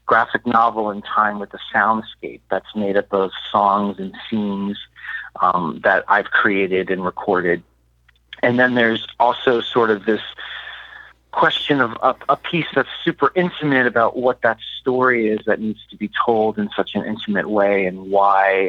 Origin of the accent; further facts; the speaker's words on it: Miami, Florida, United States; Miami is a really special place to me. It's my hometown